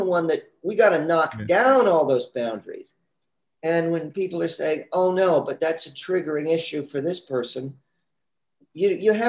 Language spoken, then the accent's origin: English; San Diego, California, United States; moved away as an adult; also born or lived in New York City; I'm from San Diego.